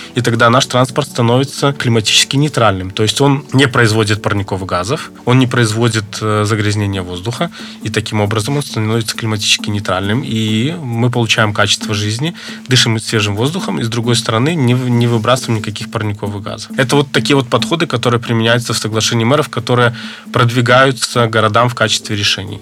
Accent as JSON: {"language": "Russian", "country": "Belarus", "said": "Мы, белорусы, такие очень люди, которые любят свою землю"}